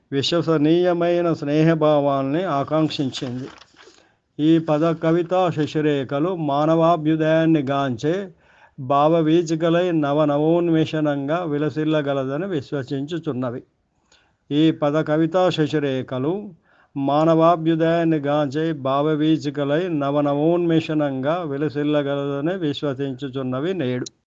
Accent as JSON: {"language": "Telugu", "town": "Jangaon", "region": "Telangana", "country": "India", "said": "మా ఊరు జనగామ"}